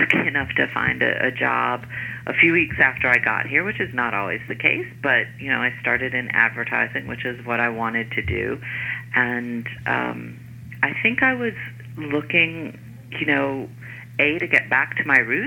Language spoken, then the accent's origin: English; North Carolina, United States; moved away as an adult; now in New York, United States; I grew up in North Carolina. My parents were from Brooklyn